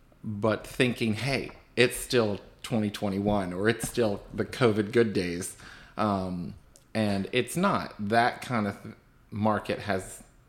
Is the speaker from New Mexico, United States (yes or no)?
no; Winchester, Virginia, United States; being born and raised in Winchester